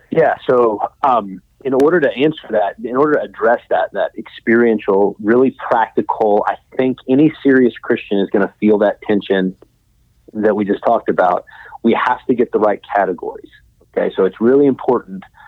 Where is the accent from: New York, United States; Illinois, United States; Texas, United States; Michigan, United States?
Texas, United States; Midland; I grew up in West Texas, uh, in Midland